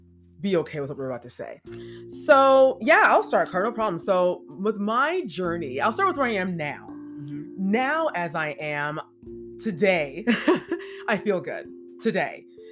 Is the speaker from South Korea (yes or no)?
no; Jamaica; You know, I'm black and I'm black Jamaican.